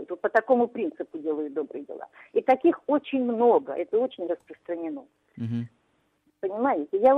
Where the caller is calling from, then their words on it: Kramatorsk, Donetsk Oblast, Ukraine; я звоню из Краматорска.